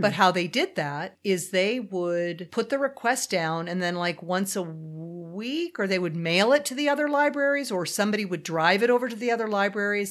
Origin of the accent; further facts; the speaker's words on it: Los Angeles, California, United States; I grew up in the San Fernando Valley, which is like the Sahara Desert.